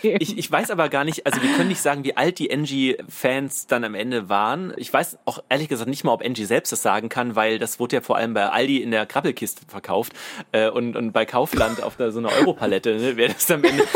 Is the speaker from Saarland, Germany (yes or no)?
yes; Saarland, Germany; wir kommen ja aus dem Saarland